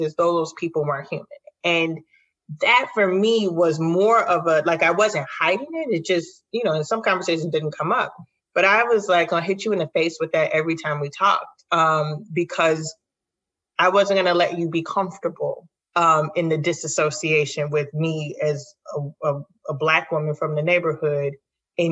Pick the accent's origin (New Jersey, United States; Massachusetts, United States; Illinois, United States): Illinois, United States; Chicago; also born or lived in Lincoln Park, Chicago; I lived in Cabrini up until I was 8. We moved into a more affluent neighborhood, just a mile north of Cabrini